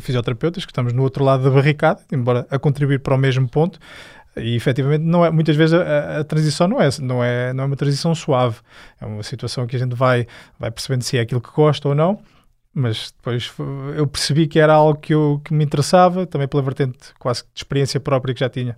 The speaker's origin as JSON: {"language": "Portuguese", "town": "Fátima", "region": "Centro", "country": "Portugal", "said": "Eu sou de Fátima"}